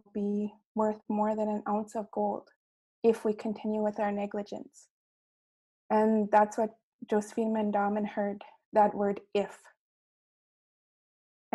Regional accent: Roseau River Anishinabe First Nation, Manitoba, Canada; I'm from Roseau River, Anishinaabe First Nation

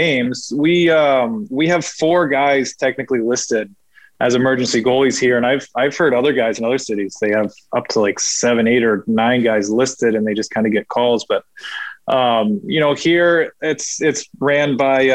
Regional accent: San Diego, California, United States; growing up in San Diego

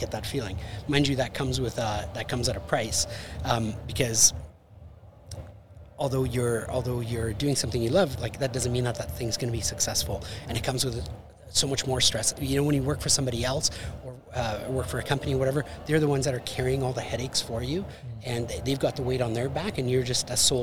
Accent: Winnipeg, Manitoba, Canada; moved away as an adult; also born or lived in Costa Rica; I was from Winnipeg to Costa Rica, right, and then back to Winnipeg.

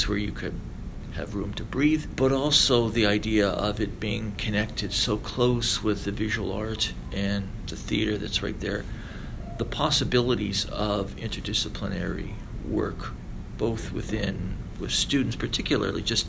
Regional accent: Winnipeg, Manitoba, Canada; moved away as an adult; also born or lived in Rochester, New York / Lethbridge, Alberta; I'm from Winnipeg, did my undergraduate degree at the Faculty of Music

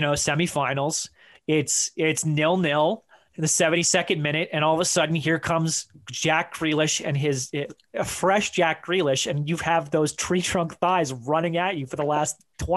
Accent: Iceland; Obviously my love, my home country, Iceland, not in this tournament, couldn't manage to make it happen, which I understand.

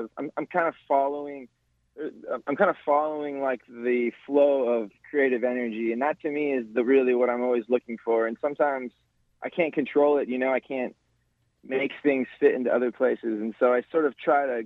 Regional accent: Hawaii, United States; also born or lived in California; I'm a Hawaiian musician playing indie rock

